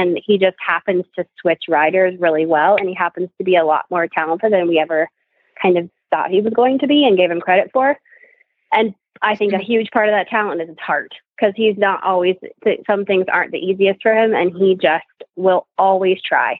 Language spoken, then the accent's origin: English; El Cajon, California, United States; also born or lived in Wellington, Florida; now in Colorado, United States; I was born and raised in El Cajon, California.